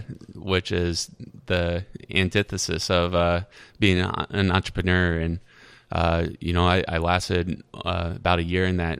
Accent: Idaho, United States; born there; also born or lived in Arizona / North Carolina; now in Iowa City, United States; I was born in Idaho

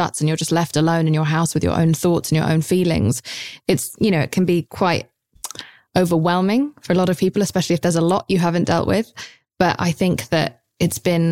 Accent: United Kingdom; I'm British

